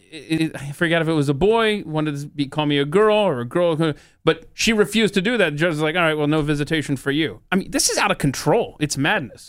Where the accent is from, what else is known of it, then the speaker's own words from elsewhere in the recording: the South, United States; I grew up in the South